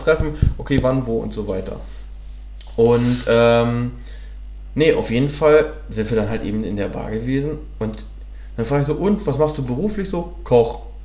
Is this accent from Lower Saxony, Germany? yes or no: yes; Hanover, Lower Saxony, Germany; moved away as an adult; now in Berlin, Germany; bin ja ursprünglich aus Hannover, bin ja jetzt seit neun Jahren hier